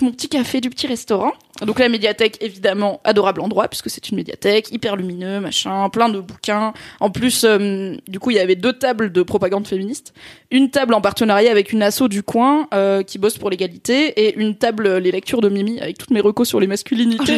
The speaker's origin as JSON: {"language": "French", "region": "south-east France", "country": "France", "tie": "born or raised there", "moved": "yes", "said": "notamment du sud-est, puisque c'est là où j'ai grandi"}